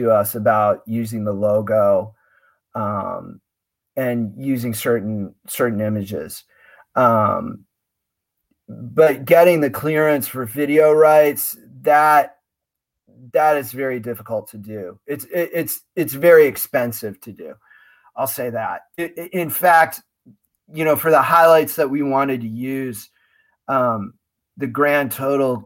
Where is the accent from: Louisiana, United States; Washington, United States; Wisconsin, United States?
Wisconsin, United States; Madison; moved away as an adult; also born or lived in Austin, Texas; I grew up in a Big Ten city. I grew up in Madison.